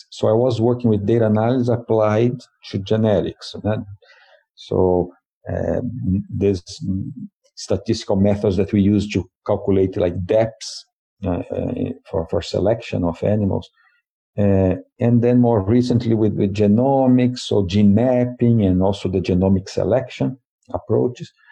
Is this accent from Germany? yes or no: no; Brazil; English is a second language; So, uh, I'm originally from Brazil, and I have a BS uh, in in animal science.